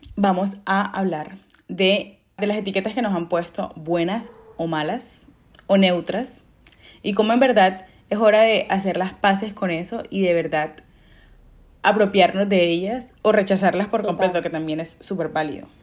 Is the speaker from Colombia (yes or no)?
yes; Colombia; yo soy colombiana, y yo soy súper orgullosa de ser eso